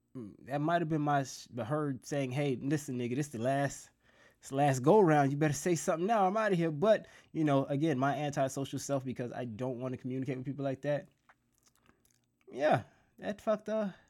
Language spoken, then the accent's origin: English; South Florida, United States; I'm from South Florida